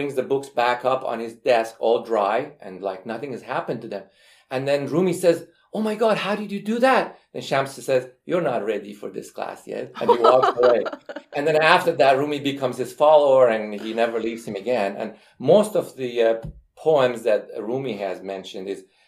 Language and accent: English; Iran; moved away as an adult; now in United States; I am from Iran